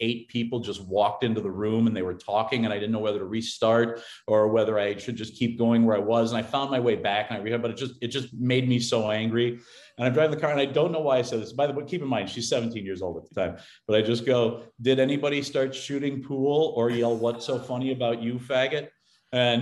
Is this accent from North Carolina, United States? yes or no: no; Cambridge, Minnesota, United States; now in Toluca Lake, United States; I'm from Cambridge, Minnesota